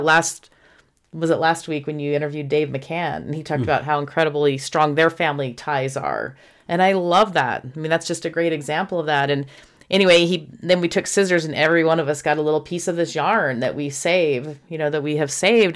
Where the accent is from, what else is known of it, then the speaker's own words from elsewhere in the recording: Houston, Texas, United States; when I was in high school growing up in Houston, Texas